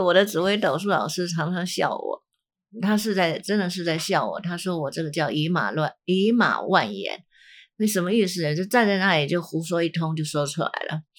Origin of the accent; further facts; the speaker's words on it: China; 我在想是是不是我们的中国人，其实因为我对这个世界其他各各种族的人我并不了解，可是我们中国人好像蛮倾向喜欢算命的